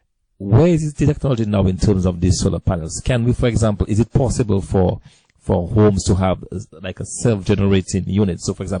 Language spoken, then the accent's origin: English; Dominica; I grew up in Dominica